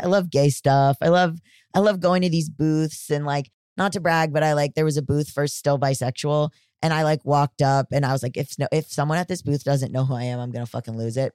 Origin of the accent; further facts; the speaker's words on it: Florida, United States; I'm from Florida